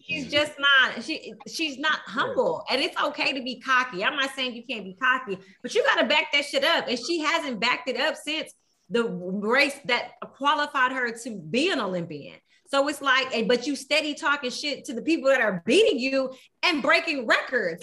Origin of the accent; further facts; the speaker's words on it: Houston, Texas, United States; I am from Houston